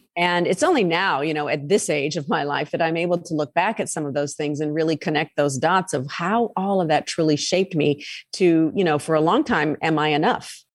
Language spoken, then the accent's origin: English; United States; also born or lived in Tampa / Boston; I'm an American